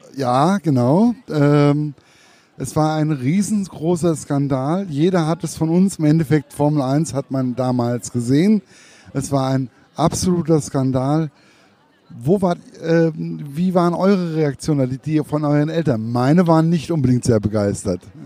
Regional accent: Hesse, Germany; Als Hesse

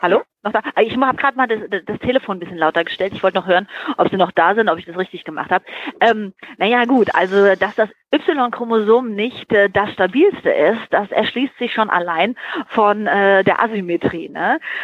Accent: Frankfurt, Hesse, Germany; ich bin ja auch Frankfurter Mädchen

